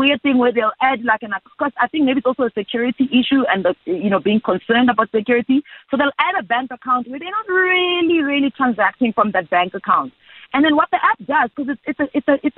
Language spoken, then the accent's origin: English; South Africa; a South African young woman who's a career woman